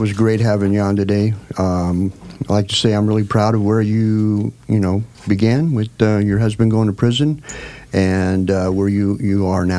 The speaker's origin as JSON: {"language": "English", "town": "Eugene", "region": "Oregon", "country": "United States", "lives_now": "Portland, United States", "said": "I'm from the Eugene area."}